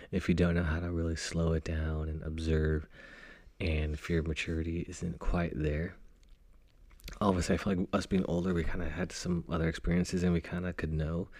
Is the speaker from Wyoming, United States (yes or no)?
no; Fresno, California, United States; moved away as an adult; now in Northern California, United States; my hometown of Fresno